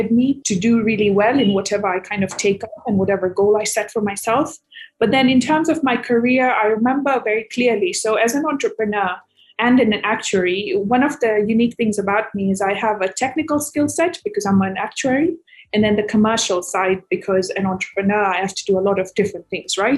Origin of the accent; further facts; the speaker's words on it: Kenya; moved away as an adult; also born or lived in United States / London; I grew up in Kenya and then I moved to the US for my undergraduate degree in finance and actuarial science